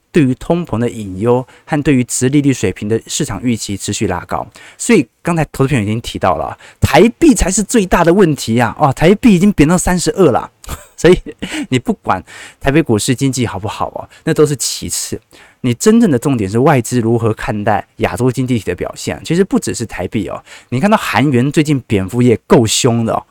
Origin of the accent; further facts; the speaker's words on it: Taiwan; 身为台湾人